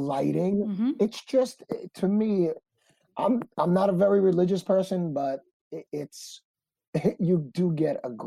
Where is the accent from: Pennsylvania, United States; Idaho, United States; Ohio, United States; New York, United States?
New York, United States; New York City; I'm from Brooklyn